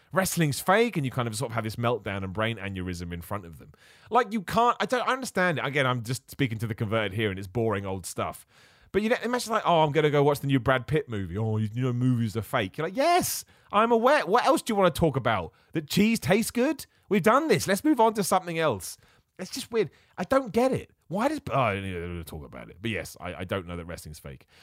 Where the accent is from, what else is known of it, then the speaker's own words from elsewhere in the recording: England, United Kingdom; I was born over here in England.